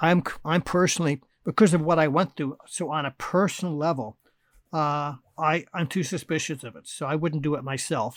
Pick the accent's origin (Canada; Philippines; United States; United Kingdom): United States; Anaheim, California; also born or lived in Oakland, California / Berkeley, California; my parents bought a house in Anaheim, California, and I grew up a couple miles from Disneyland